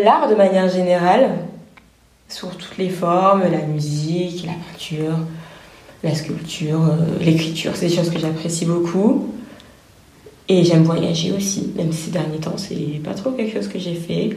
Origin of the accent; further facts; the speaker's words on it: France; notre culture française, on la connaît, on a grandi hmm. avec, on a été à l'école